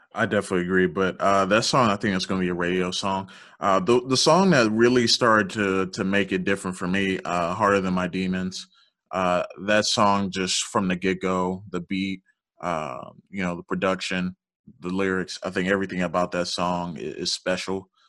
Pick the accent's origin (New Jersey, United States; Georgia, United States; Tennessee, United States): Georgia, United States; born or raised there; also born or lived in Louisiana